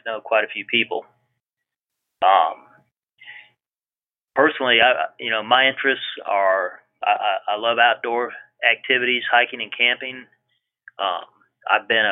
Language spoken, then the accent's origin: English; Indiana, United States; moved away as an adult; also born or lived in Greenville, South Carolina; now in Rock Hill, United States; I was born in Indiana. And that's where I went to school, wound up attending Purdue University